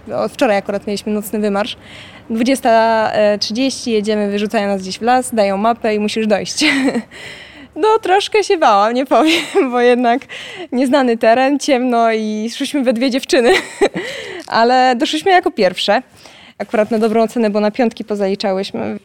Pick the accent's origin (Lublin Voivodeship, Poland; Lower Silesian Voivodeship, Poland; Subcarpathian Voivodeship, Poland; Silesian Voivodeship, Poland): Lublin Voivodeship, Poland; Dęblin; sama jestem z Dęblina. Od początku te samoloty latały mi nad głową